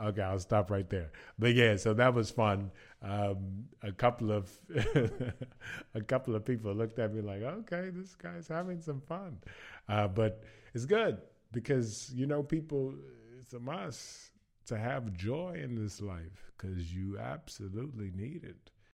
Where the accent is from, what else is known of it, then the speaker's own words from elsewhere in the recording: Baton Rouge, Louisiana, United States; moved away as an adult; now in Zagreb, Croatia; I am from Baton Rouge, Louisiana, and I'm currently living in, uh, Zagreb, Croatia